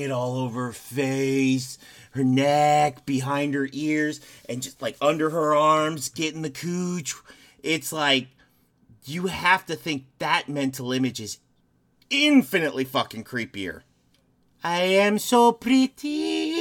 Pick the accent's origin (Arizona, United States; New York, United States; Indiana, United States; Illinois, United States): Illinois, United States; Chicago; moved away; I'm from the Chicagoland area originally